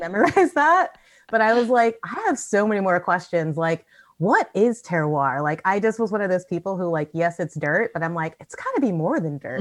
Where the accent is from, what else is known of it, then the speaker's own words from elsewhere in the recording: United States; moved away as an adult; also born or lived in Chicago / Sonoma; now in Auckland, New Zealand; I'm American